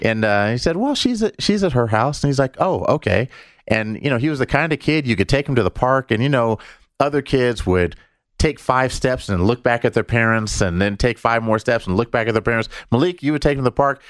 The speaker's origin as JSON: {"language": "English", "town": "Denver", "region": "Colorado", "country": "United States", "said": "We're from Denver."}